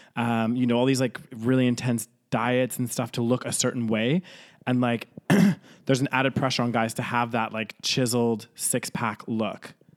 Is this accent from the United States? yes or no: no; Canada; also born or lived in United Kingdom; now in Spain; I grew up in Canada, I feel more Canadian than I do British.